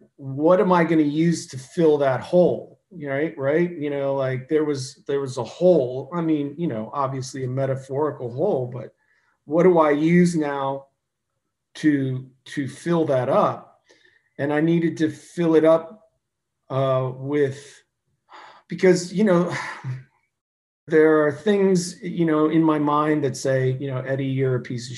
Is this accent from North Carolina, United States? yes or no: no; Ohio, United States; I'm a hillbilly from Ohio